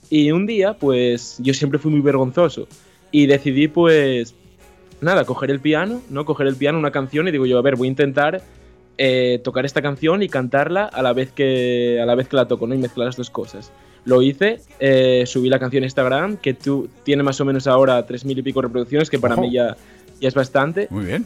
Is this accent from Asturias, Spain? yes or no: yes; Turón, Asturias, Spain; soy de Asturias y concretamente de Turón, que es un pueblo que está al lado de Mieres y, y de ahí soy